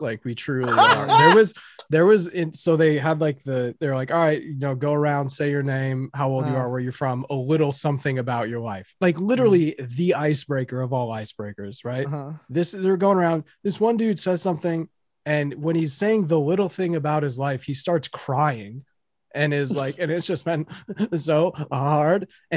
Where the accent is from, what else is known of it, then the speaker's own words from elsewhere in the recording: Wisconsin, United States; moved away as an adult; now in Seattle, United States; I'm originally from Wisconsin. I moved to Seattle.